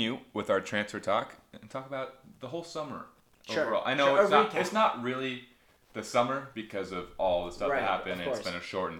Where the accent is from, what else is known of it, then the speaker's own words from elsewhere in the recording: United States; as an American